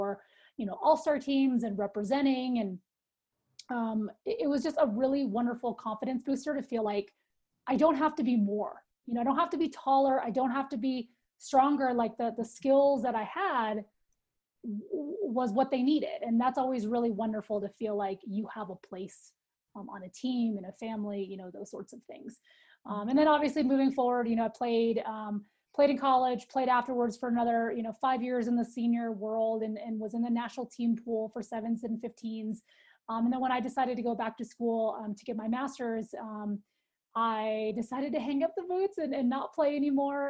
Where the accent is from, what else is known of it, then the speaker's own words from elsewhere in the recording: Northern California, United States; moved away as an adult; now in Colorado, United States; I grew up in Northern California.